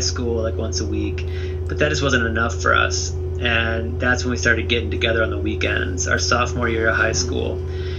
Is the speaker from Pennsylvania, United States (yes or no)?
no; Toledo, Ohio, United States; I grew up in Toledo, Ohio